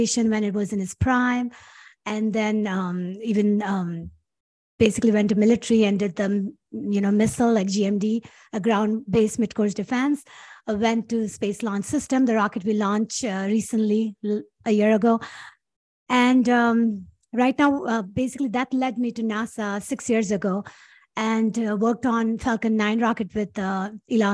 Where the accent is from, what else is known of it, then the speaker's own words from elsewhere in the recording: Karachi, Sindh, Pakistan; English is a second language; moved away as an adult; also born or lived in Los Angeles, United States; now in United States; I was born and raised in Karachi, Pakistan